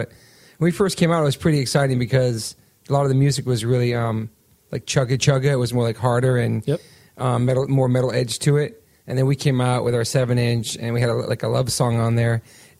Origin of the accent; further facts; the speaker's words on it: Taunton, Massachusetts, United States; also born or lived in Newport, Rhode Island; So I was born in Taunton, Massachusetts, and then I moved to Newport, Rhode Island.